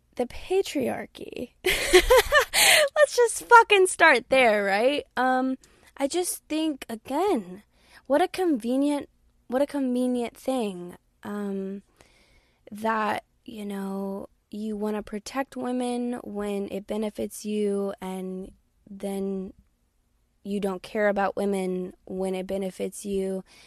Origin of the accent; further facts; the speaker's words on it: Texas, United States; born and raised in Texas